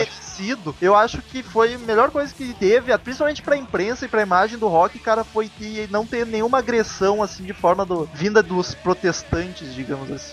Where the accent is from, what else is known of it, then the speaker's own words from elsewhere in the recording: Gaúcho, Rio Grande do Sul, Brazil; nós três somos gaúchos, a gente tá na outra ponta do país